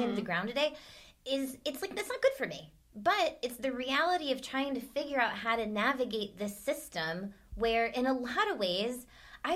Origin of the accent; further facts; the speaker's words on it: United States; I'm American.